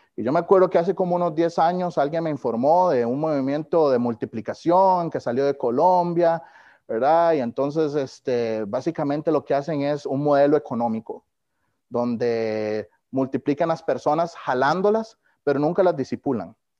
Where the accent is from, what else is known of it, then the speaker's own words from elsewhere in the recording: Costa Rica; moved away as an adult; now in Kansas City, United States; yo no he soltado Costa Rica